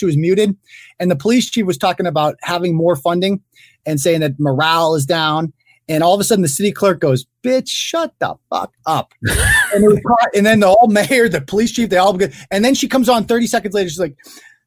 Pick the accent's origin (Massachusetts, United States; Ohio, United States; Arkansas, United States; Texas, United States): Massachusetts, United States; Worcester; from Worcester